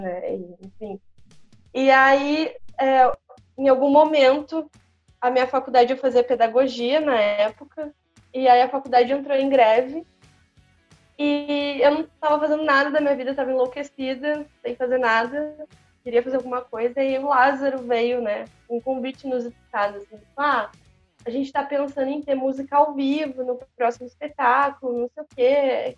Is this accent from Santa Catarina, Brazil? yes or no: no; Campinas, São Paulo, Brazil; also born or lived in Santa Gertrudes, São Paulo; now in Pelotas, Brazil; eu nasci em Campinas, na verdade, e aí meus pais se separaram, minha mãe voltou para a cidade para ficar perto, mais perto da família, né? E fui para Santa Gertrudes